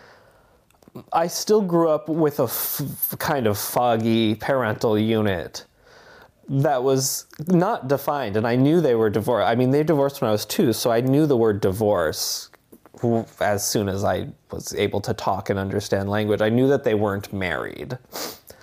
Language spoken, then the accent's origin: English; Barre, Vermont, United States; I grew up in Barrie, Vermont